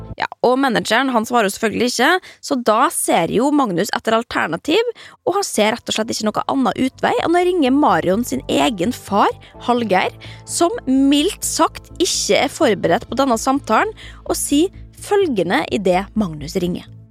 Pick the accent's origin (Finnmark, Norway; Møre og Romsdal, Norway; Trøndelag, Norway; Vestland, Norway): Møre og Romsdal, Norway; Molde; stuevinduet mitt hjemme i Molde